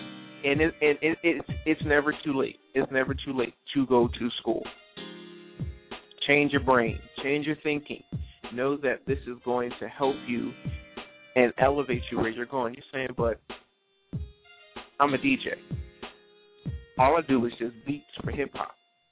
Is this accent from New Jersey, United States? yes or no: yes; New Jersey, United States; I grew up in South Jersey